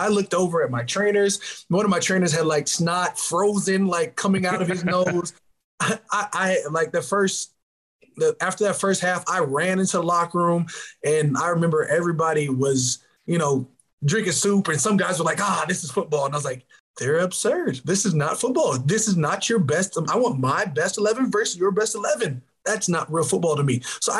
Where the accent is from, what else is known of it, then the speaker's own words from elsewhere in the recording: Minnesota, United States; born there; You know, I was born in Minnesota